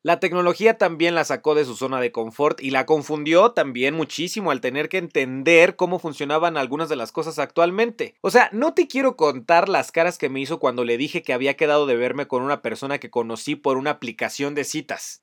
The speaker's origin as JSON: {"language": "Spanish", "country": "Mexico", "moved": "as an adult", "said": "Cuando cumplí 18 años salí de México por un intercambio escolar"}